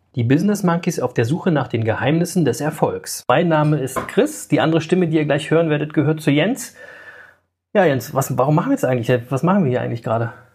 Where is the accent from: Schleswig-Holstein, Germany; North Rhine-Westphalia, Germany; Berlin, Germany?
Berlin, Germany; Ich bin äh, in West-Berlin geboren und ähm, ähm, aufgewachsen in so einem Block, wie quasi bei …, im, in Berlin-Reinickendorf